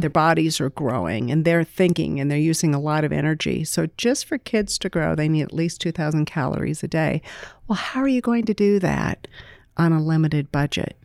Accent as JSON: {"language": "English", "area": "Greene County", "region": "Iowa", "country": "United States", "tie": "born or raised there", "said": "I was raised in Greene County, a blue-collar family."}